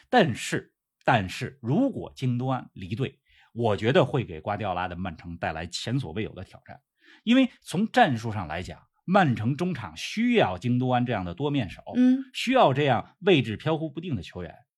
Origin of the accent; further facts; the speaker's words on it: Beijing, China; 国安是我的家乡球队